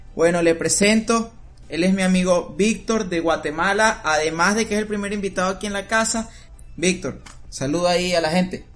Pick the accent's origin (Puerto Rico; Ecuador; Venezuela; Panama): Venezuela; now in United States; yo vine de Venezuela